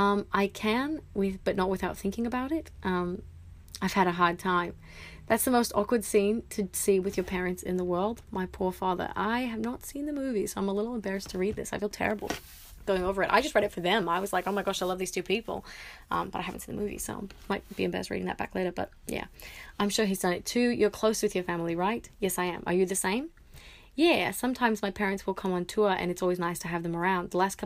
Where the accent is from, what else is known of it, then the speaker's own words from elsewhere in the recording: New York, United States; which is why I'm grateful I grew up in New York. I spend as much time in New York as possible.